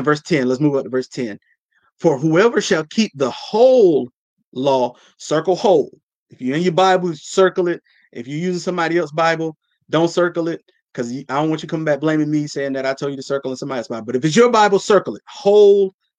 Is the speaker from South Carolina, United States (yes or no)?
yes; South Carolina, United States; I'm from South Carolina. It's broke down where I'm from.